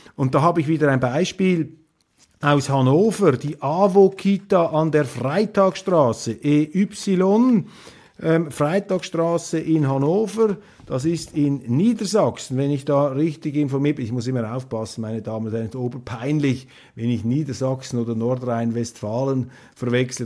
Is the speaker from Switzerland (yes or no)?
yes; Switzerland; als Schweizer